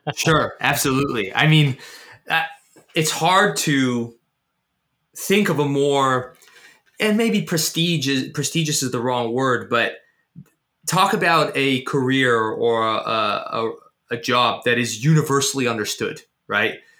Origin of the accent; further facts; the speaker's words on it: Canada; I was born in Canada